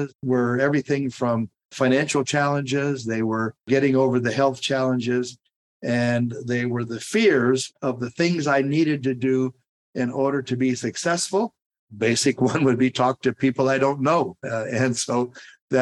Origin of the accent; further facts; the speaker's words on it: Tulare County, California, United States; We're from Tulare County